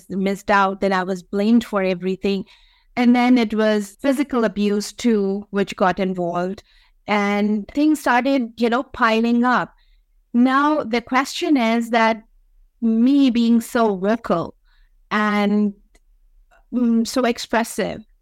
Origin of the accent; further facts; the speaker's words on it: Pakistan; being a Pakistani woman